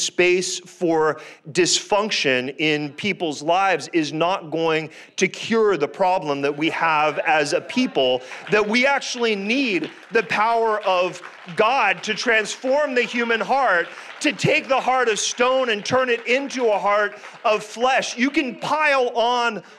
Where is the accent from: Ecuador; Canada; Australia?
Canada; I'm Canadian by birth